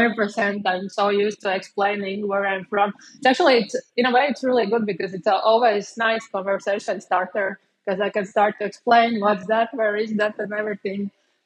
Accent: Cēsis, Latvia; moved away as an adult; also born or lived in Bangkok, Thailand; now in Bali, Indonesia; there's a river flowing from Sigulda down to Cēsis, where I'm from.

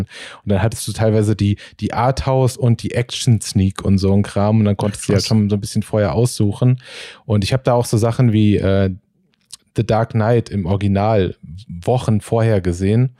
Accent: Marburg, Hesse, Germany; now in Berlin, Germany; ich komme halt aus Marburg äh, in Hessen

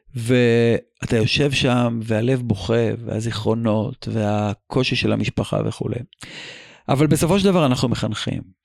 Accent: Israel; בתור ישראלי

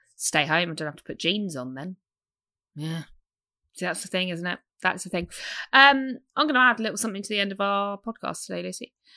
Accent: United Kingdom; I'm British.

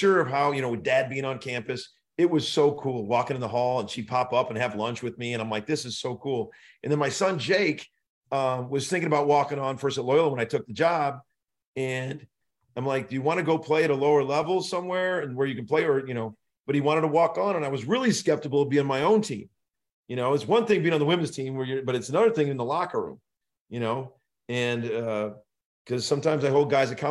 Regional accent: Naperville, Illinois, United States; moved away as an adult; now in Oklahoma, United States; I grew up in Naperville.

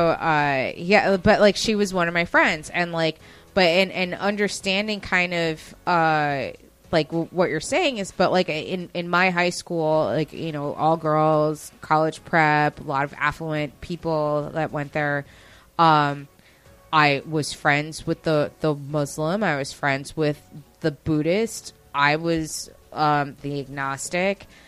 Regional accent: Westchester, New York, United States; I didn't grow up in the city. I grew up in Westchester

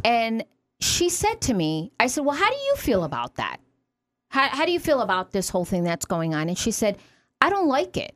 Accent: New York City, New York, United States; moved away as an adult; now in Watertown, United States; I'm from New York City

